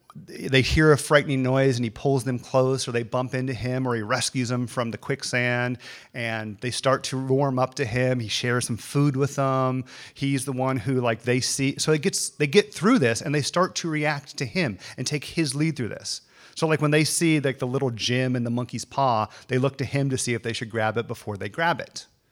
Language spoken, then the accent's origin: English; the South, United States; I grew up in the South. This is the South.